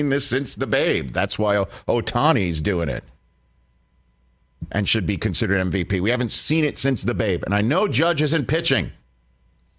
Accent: New York City, New York, United States; moved away as an adult; now in Orange County, United States; I'm born and raised in New York City, and I have lived out here for almost 20 years. Down in Orange County

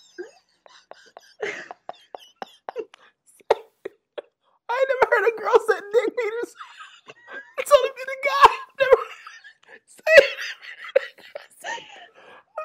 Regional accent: West Texas, United States; accent: thick Texas twang; we have such a thick Texas twang in West Texas, where I'm from

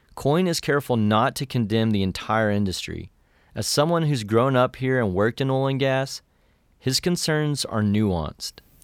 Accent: West Texas, United States; born or raised there; moved away

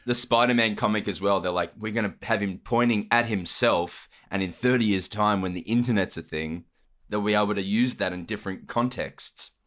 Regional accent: Australia; my origin story, wink, wink, is that I'm from Australia.

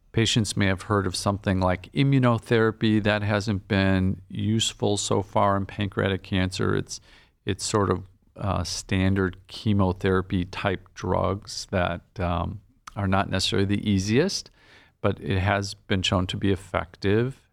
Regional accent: Green Bay, Wisconsin, United States; moved away as an adult; also born or lived in Nebraska / Chicago / Boston; now in Cleveland, United States; I'm was born and raised in Green Bay, Wisconsin

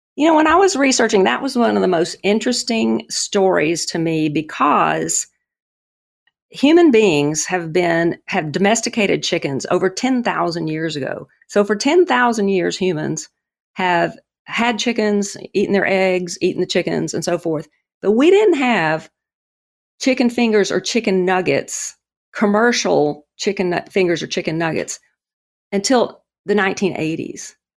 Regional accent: the South, United States; I grew up in the South.

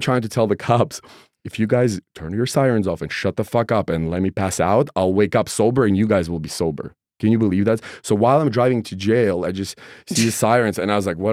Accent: Russia; now in United States; I'm a guy from Russia, immigrant

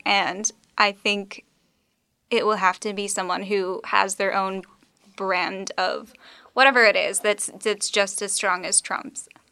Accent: Texas, United States; moved away; I'm from Texas. Um, I was raised there

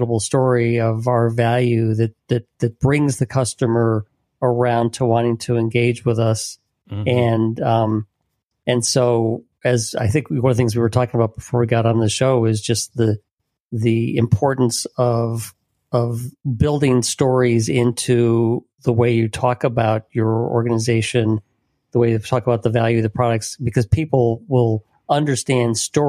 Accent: Illinois, United States; You know, I grew up in Illinois

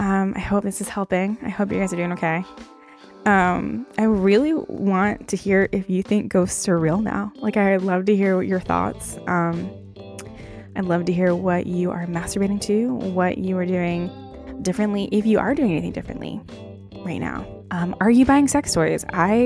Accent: Baltimore, Maryland, United States; I'm from Baltimore, and that's where I was.

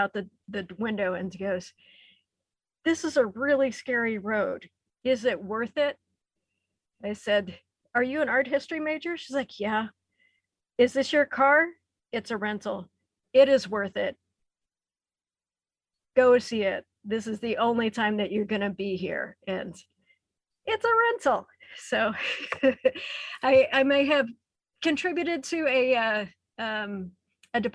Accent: the Ozarks of Missouri, United States; I grew up in the Ozarks of Missouri

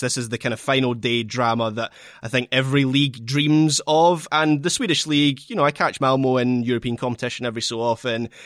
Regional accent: Scotland, United Kingdom; as a Scot

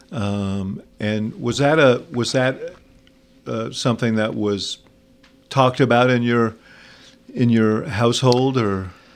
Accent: New York, United States; moved away; also born or lived in Chicago; I grew up in New York

